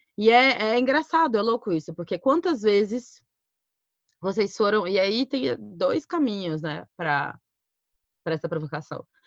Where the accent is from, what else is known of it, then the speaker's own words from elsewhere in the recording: Cuiabá, Mato Grosso, Brazil; Eu sou de Cuiabá, Mato Grosso